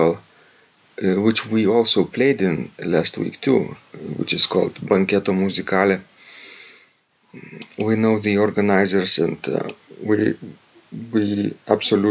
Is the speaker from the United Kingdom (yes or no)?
no; Klaipėda, Klaipėda County, Lithuania; from the city I grew up in Klaipėda